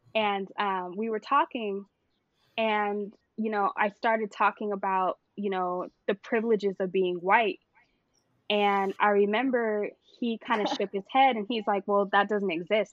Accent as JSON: {"language": "English", "town": "Santa Clarita", "region": "California", "country": "United States", "tie": "born or raised there", "also_born_or_lived": "Studio City, California", "said": "I was born in Studio City, San Fernando Valley, all the way, but the majority of my uh-huh. life, I grew up in um, Santa Clarita"}